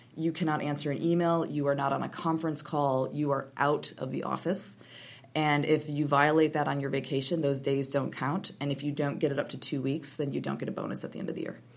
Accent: Wisconsin, United States; moved away; I grew up in Wisconsin, very proudly grew up in Wisconsin

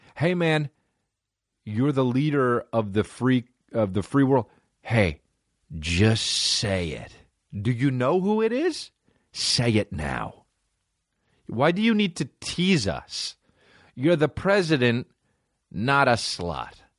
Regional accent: La Cañada Flintridge, California, United States; also born or lived in New Jersey; I grew up in La Cunada

